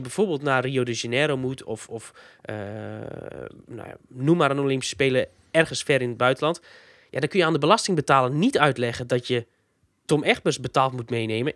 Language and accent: Dutch; Friesland, Netherlands; ik uit Friesland kom